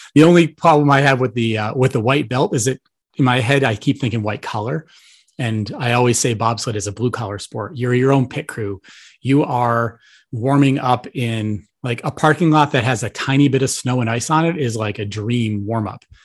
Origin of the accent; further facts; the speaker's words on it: Buffalo, New York, United States; moved away as an adult; also born or lived in Florida; I'm from Buffalo, New York originally